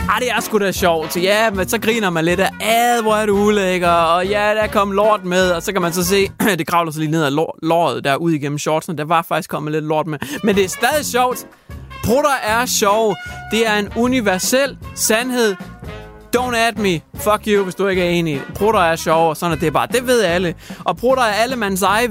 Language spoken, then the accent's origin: Danish; Hjørring, North Denmark Region, Denmark; min hjemby